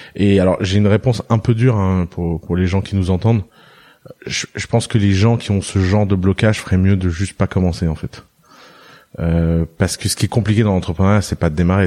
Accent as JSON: {"language": "French", "town": "Tours", "region": "Centre-Val de Loire", "country": "France", "tie": "born or raised there", "also_born_or_lived": "Lebanon", "said": "j'ai j'ai grandi à Tours en France"}